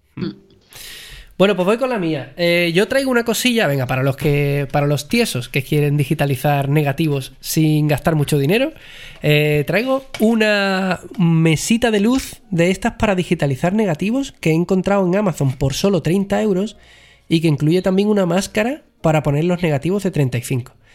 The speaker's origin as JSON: {"language": "Spanish", "town": "Jerez de la Frontera", "region": "Andalusia", "country": "Spain", "said": "Yo soy de Jerez"}